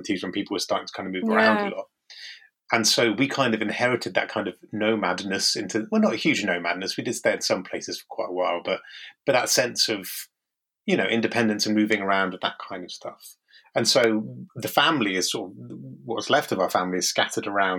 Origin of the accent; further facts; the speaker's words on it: Marlow, South East England, United Kingdom; moved away; also born or lived in Kent / Shropshire; growing up in Buckinghamshire